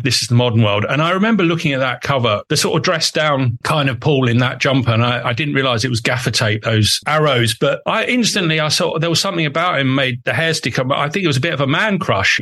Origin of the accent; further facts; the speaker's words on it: Woodford, London, United Kingdom; also born or lived in Epping Forest; I grew up in Woodford